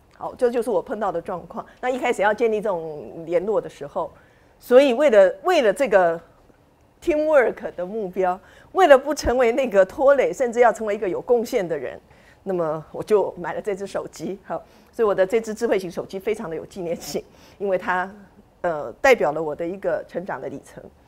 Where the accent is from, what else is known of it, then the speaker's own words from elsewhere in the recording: Tainan, Taiwan; now in Taipei, Taiwan; 我们是同乡。我的老家是台南